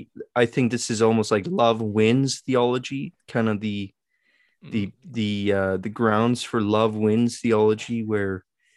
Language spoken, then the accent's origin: English; Saskatchewan, Canada; I was one of very few Canadians. So when I would say to people, I'm from Saskatchewan, oh, where's that? It's in Canada.